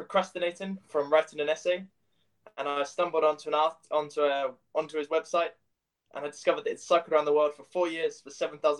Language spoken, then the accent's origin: English; London, United Kingdom; moved away as an adult; also born or lived in Aberystwyth, Wales; So I'm from London.